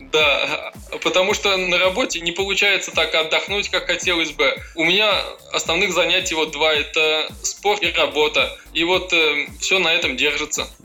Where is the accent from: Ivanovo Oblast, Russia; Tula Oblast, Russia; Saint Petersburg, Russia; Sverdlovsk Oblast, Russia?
Ivanovo Oblast, Russia; Ivanovo; я сам из Иванова, вот, и поэтому и учился я тоже в своем городе